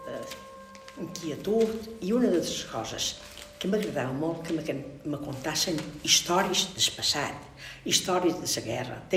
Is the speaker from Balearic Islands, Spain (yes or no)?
yes; Banyalbufar, Balearic Islands, Spain; vaig néixer a Banyabufar, dia de 9 de novembre, o del 36. Jo vaig néixer en plena guerra civil.